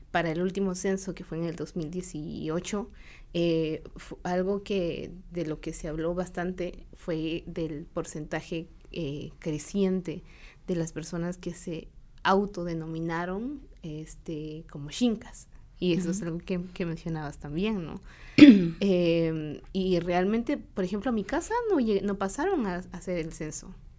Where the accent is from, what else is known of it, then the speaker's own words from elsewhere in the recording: San Juan Comalapa, Chimaltenango, Guatemala; Yo soy de, de, Comalapa, de Chichot, y es un pueblo cachiquel